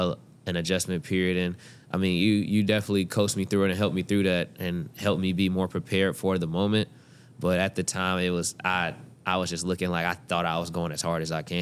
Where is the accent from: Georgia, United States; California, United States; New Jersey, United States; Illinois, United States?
Georgia, United States; Atlanta; also born or lived in Houston, United States; now in Cincinnati, United States; You know, I'm from Atlanta, then lived in Houston for 4 years.